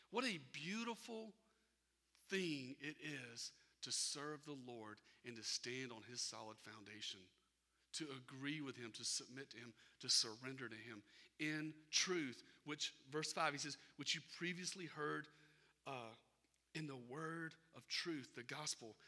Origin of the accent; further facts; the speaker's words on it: Irmo, South Carolina, United States; moved away as an adult; I grew up in Irmo